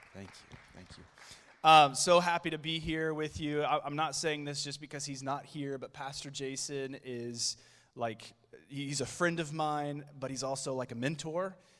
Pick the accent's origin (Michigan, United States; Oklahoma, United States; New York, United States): Oklahoma, United States; Oklahoma City; I am from Oklahoma City